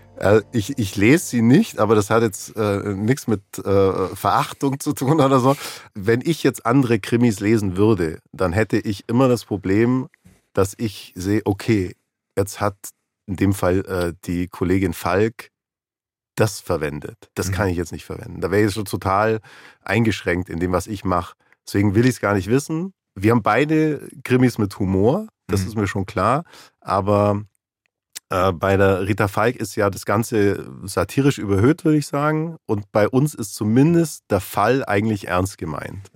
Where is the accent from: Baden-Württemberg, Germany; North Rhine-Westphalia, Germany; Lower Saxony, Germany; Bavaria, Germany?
Bavaria, Germany; Allgäu; ich komme aus dem Allgäu